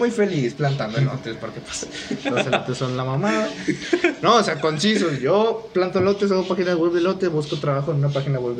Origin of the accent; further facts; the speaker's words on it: Monterrey, Nuevo León, Mexico; Bueno, yo soy de Monterrey